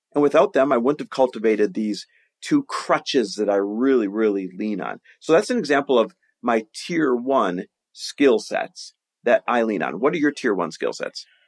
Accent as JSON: {"language": "English", "town": "Green Bay", "region": "Wisconsin", "country": "United States", "tie": "born or raised there", "also_born_or_lived": "Milwaukee, Wisconsin", "moved": "yes", "said": "I grew up in Green Bay, Wisconsin, Milwaukee, Wisconsin, that area."}